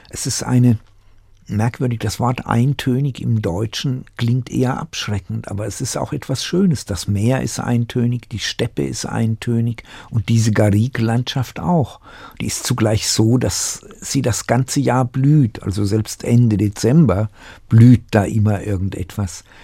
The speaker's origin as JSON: {"language": "German", "town": "Tachov", "region": "Plzeň Region", "country": "Czechia", "tie": "born there", "said": "eine Kleinstadt, die mich in vielem sogar an meinen Geburtsort in Böhmen erinnert. Äh, Tachau."}